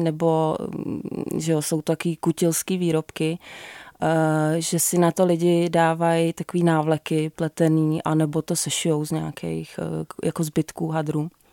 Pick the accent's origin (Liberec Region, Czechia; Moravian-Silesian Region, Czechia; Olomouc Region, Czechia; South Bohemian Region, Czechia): Liberec Region, Czechia; Jizera Mountains; já jsem z Jizerek